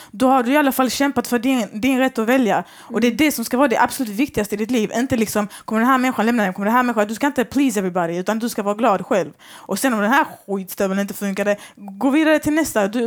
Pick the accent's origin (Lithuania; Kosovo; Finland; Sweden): Kosovo; Jag personligen har också den här pressen på mig. Jag är kosovoalban.